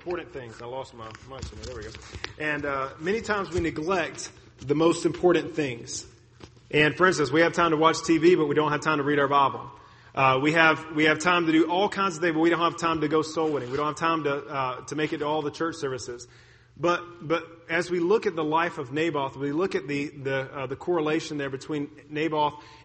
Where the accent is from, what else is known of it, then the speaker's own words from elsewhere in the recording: United States; I'm an American